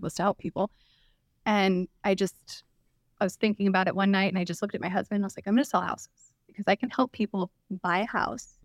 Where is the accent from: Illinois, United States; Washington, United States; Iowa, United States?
Washington, United States; Clark County; also born or lived in Arizona; I grew up in Clark County, born and raised, went to Fort Vancouver High School